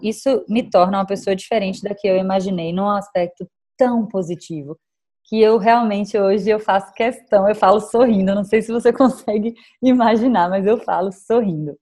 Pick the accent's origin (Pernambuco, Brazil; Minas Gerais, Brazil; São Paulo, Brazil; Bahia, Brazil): Bahia, Brazil; Salvador; moved away; no momento eu estou passando a quarentena em Salvador, que é a minha terra natal